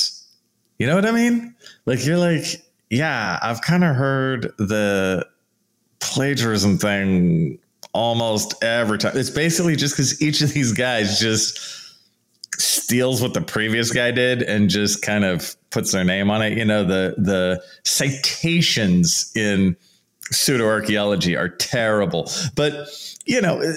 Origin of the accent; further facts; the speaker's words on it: San Leandro, California, United States; I was born in San Leandro, California